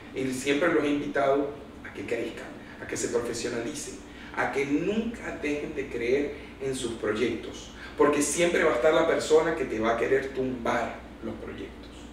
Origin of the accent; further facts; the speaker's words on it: Maracaibo, Zulia, Venezuela; qué orgullo ser hijo de esta tierra, ser hijo de esta cultura, y qué orgullo me da sentirme maravino y zuliano